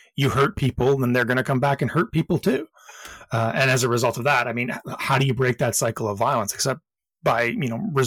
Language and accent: English; Canada; I'm Canadian